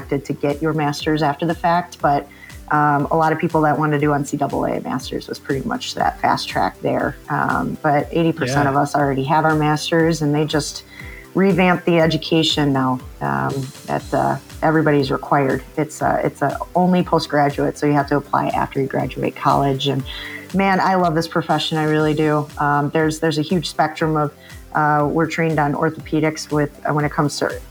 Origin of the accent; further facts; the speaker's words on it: Milwaukee, Wisconsin, United States; also born or lived in Madison, Wisconsin / West Virginia; Born and raised Wisconsinite